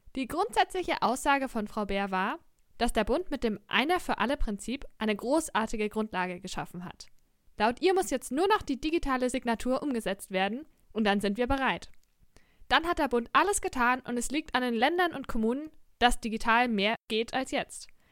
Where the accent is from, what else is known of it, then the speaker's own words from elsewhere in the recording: Lower Franconia, Bavaria, Germany; Ich habe zu Beginn der Pandemie in einem Gesundheitsamt in, in Unterfranken gearbeitet, in meiner Heimatstadt